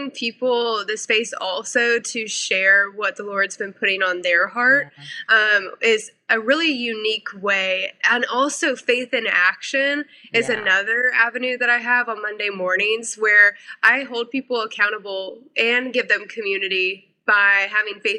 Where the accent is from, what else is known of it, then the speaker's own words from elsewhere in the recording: Missouri, United States; moved away as an adult; also born or lived in South Carolina / North Carolina; I moved my life from Missouri to South Carolina at 18 to go to school. I then, after college, moved my life to North Carolina